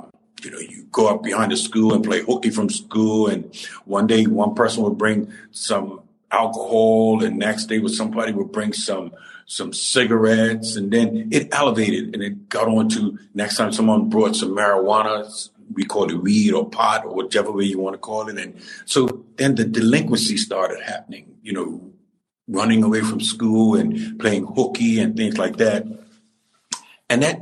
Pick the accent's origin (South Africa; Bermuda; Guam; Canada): Bermuda; Cedar Hill, Warwick; I grew up at Purvis in Cedar Hill, Warwick, at Purvis School, and I went to school there